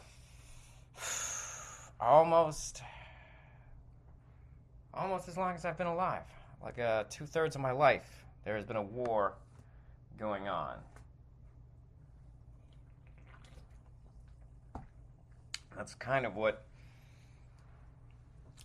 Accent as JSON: {"language": "English", "country": "United States", "said": "I, as an American, have lived in a country that has seen its fair share of wars"}